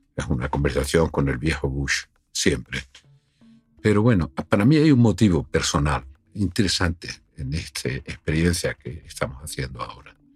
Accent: Spain; soy un español hablando con un alemán

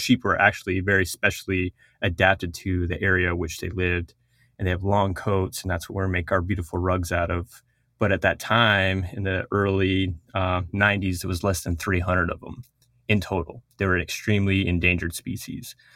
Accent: Four Corners, United States; first language Navajo; English is a second language; I'm from the Navajo Nation. um, in the Four Corners region of the United States.

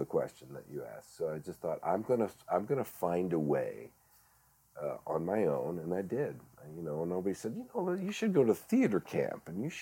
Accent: Northwest Ohio, United States; I grew up in Northwest Ohio, and we had corn and beans and hogs.

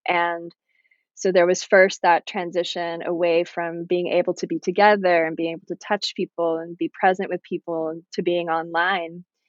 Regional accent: Virginia, United States; growing up in Virginia out in nature

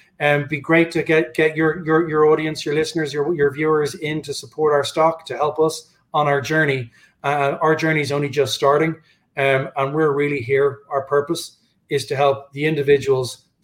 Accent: Dublin, Leinster, Ireland; my hometown, Dublin

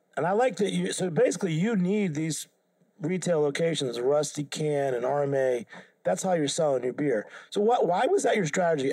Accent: Haverhill, Massachusetts, United States; my hometown was Haverhill, Mass.

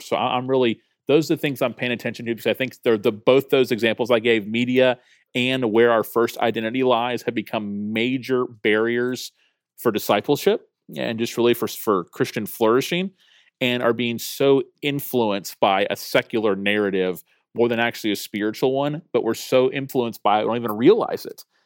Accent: Tallahassee, Florida, United States; born or raised there

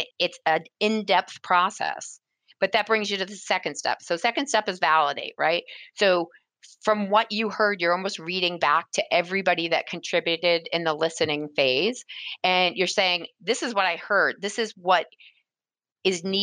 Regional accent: New England, United States; I was born and raised in New England

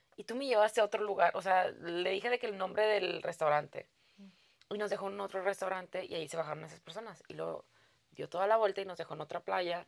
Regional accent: Mexico; moved away; yo vengo de México

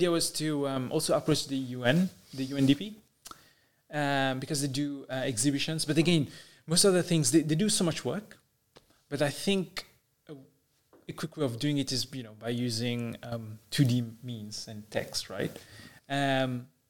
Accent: Mauritius; I'm from Mauritius

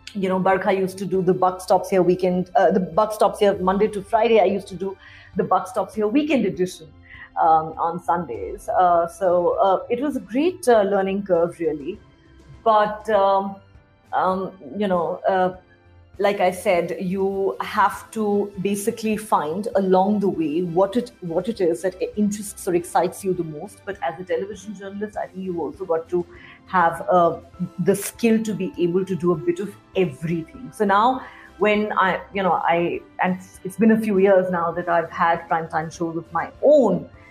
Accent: Delhi, India; I am an out and out born and raised in Delhi.

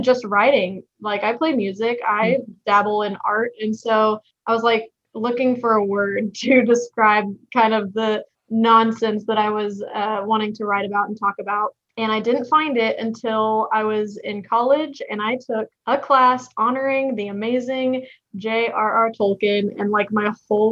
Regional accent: Texas, United States; accent: hick; I am a Texan. You can probably tell from my hick accent

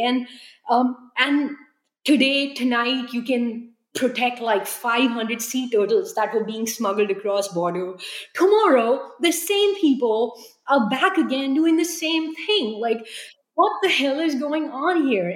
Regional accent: New Delhi, Delhi, India; now in United States; growing up in New Delhi

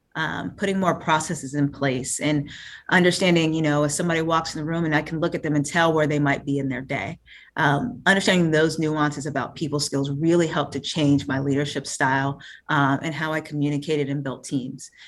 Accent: Fayetteville, North Carolina, United States; Born and raised in Fayetteville, North Carolina

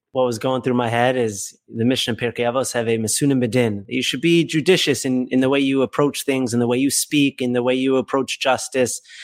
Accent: Boston, Massachusetts, United States; moved away; also born or lived in Hollywood, New York; I grew up in Boston where it was one shul predominantly

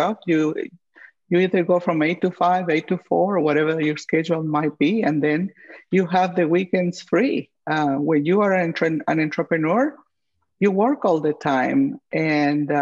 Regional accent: Guatemala; also born or lived in St. Louis / Kansas City; now in Twin Cities, United States; my home country, Guatemala

